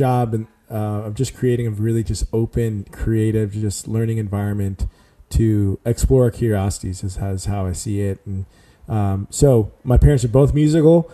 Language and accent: English; San Antonio, Texas, United States; moved away as an adult; also born or lived in Dallas, Texas / Houston, Texas; now in Nashville, United States; Born in Dallas, raised in San Antonio, Texas